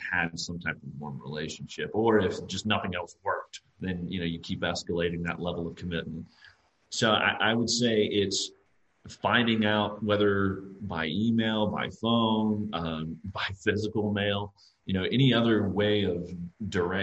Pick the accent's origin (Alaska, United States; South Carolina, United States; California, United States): South Carolina, United States; I'm from South Carolina. I went to school here